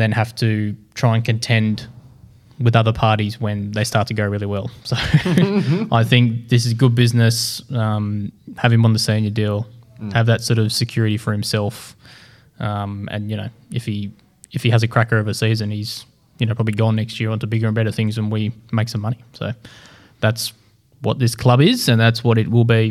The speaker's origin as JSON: {"language": "English", "country": "Australia", "said": "we're all Australian"}